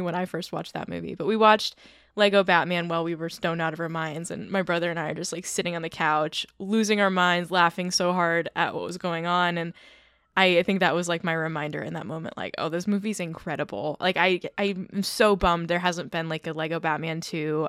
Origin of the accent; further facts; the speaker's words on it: California, United States; I'm from California.